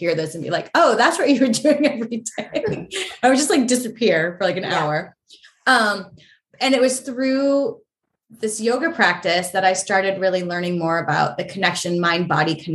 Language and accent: English; New Hampshire, United States; moved away as an adult; also born or lived in New York City / London; now in Los Angeles, United States; I grew up in New Hampshire. It's gray so much there